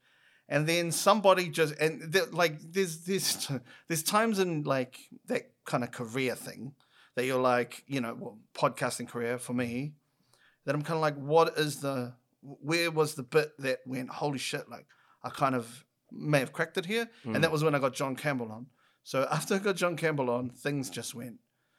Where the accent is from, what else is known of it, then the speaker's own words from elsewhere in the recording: Clendon, Auckland, New Zealand; So like I live in Clendon. I still live in Clendon.